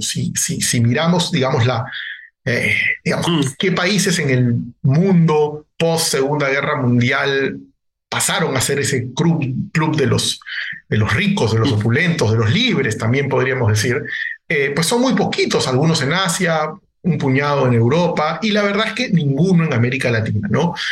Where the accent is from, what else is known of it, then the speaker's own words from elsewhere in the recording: Peru; En mi país incluso, ¿no? En el Perú